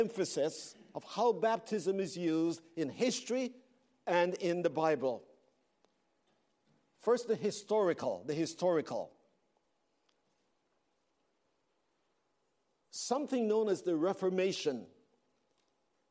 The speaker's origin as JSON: {"language": "English", "country": "Belize", "tie": "born or raised there", "moved": "yes", "said": "I was born in Central America"}